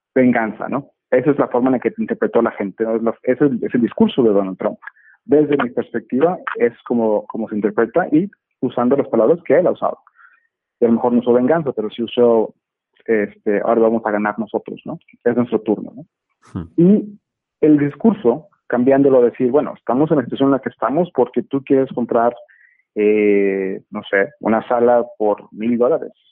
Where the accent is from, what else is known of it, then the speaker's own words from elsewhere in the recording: Monterrey, Nuevo León, Mexico; moved away; me encuentro en mi ciudad natal, en Monterrey